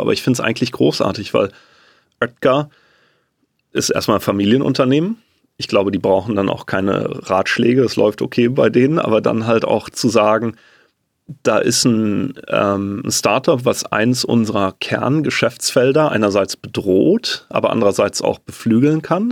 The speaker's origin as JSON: {"language": "German", "country": "Germany", "said": "als Deutscher"}